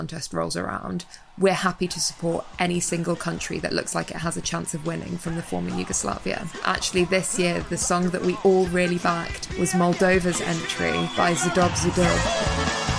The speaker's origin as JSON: {"language": "English", "town": "Telford", "region": "West Midlands", "country": "United Kingdom", "tie": "born or raised there", "said": "growing up in Telford and growing up within a diaspora"}